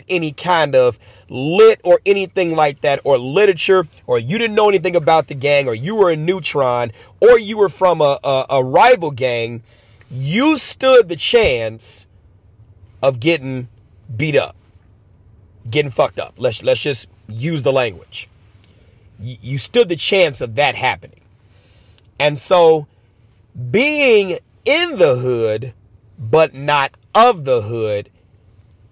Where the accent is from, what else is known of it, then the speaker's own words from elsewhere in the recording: Chicago, Illinois, United States; Born and raised in Chicago, lived in multiple gang territories